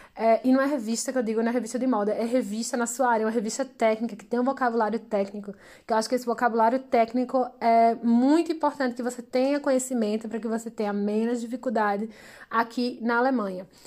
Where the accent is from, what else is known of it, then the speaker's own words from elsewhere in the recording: Brazil; somos brasileiros, temos outro tipo de diploma